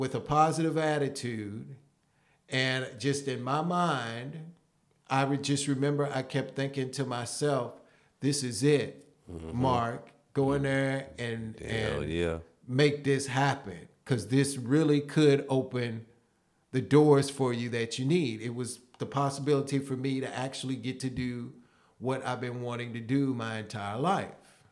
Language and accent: English; Prospect, Kentucky, United States; Louisville, Kentucky. Ah. And it's actually a suburb in Louisville called Prospect, Kentucky.